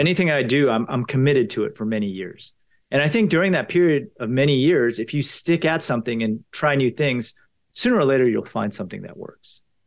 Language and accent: English; Potomac, Maryland, United States; I grew up in Potomac, Maryland.